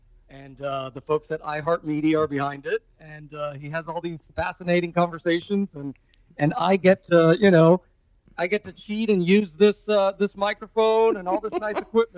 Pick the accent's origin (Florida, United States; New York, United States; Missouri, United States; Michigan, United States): Florida, United States; Hialeah; also born or lived in Westchester; I grew up in Hialeah, by the way.